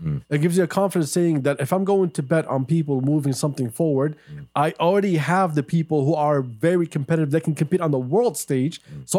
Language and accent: English; United States; now in Saudi Arabia; I grew up in the States